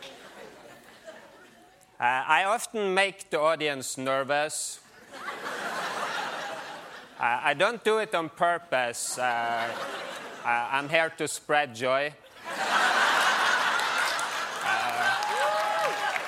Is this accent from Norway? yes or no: yes; Norway; now in New York, United States; I'm from Norway